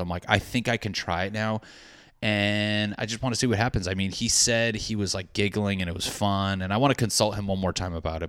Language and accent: English; New England, United States; I'm a guy from New England.